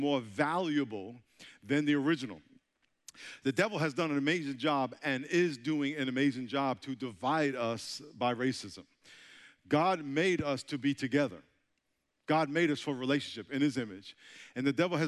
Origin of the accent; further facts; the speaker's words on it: New York, United States; moved away as an adult; now in San Diego, United States; I'm from New York, so this is like my second time in South Carolina, and I'm getting accustomed to your accent, because I know I have an accent, right? I'm from New York. I live in San Diego now